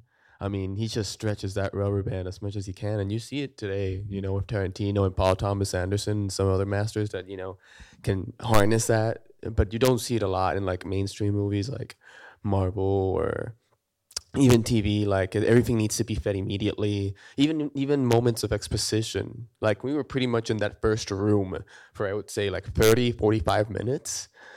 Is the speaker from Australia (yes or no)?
no; Puerto Rico; now in Atlanta, United States; I'm from Puerto Rico. I grew up watching Kurosawa movies in Puerto Rico. My dad's a big fan of them. And I came here to Georgia and Atlanta to work in the film industry